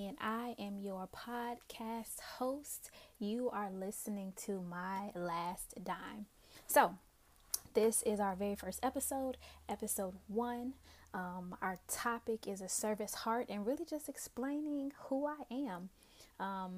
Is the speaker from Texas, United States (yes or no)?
no; Newport News, Virginia, United States; also born or lived in Pittsburgh; I am originally from the East End community of Newport News. Love the Hampton Roads area